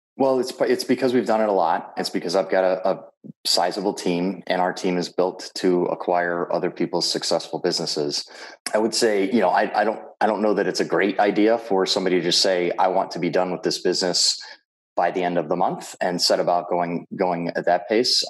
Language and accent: English; Minneapolis, Minnesota, United States; my hometown of Minneapolis, Minnesota